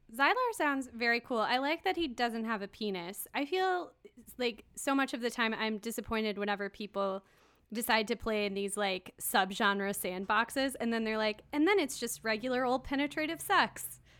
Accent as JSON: {"language": "English", "region": "Kansas", "country": "United States", "tie": "born or raised there", "said": "I grew up in Kansas."}